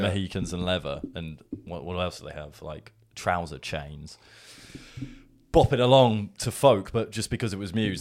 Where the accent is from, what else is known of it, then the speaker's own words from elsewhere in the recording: England, United Kingdom; accent: English; what came out of my mouth was an English accent